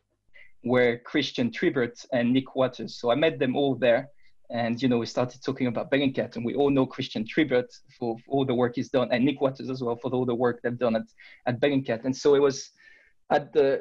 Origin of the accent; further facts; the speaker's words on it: France; I'm from France